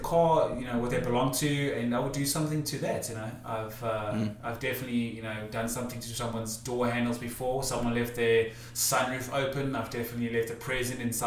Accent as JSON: {"language": "English", "country": "South Africa", "moved": "yes", "lives_now": "United States", "said": "as a South African"}